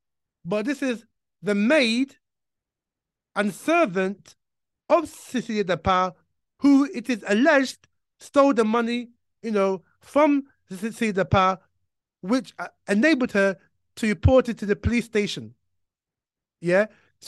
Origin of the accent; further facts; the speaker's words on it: Ghana; And so, you know, as a Ghanaian, I'm very, very worried about this whole issue of corruption in Ghana